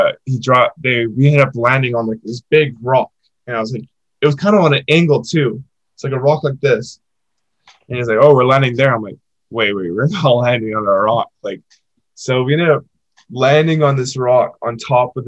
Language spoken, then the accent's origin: English; North Vancouver, British Columbia, Canada; moved away; my hometown. This place called Lynn Canyon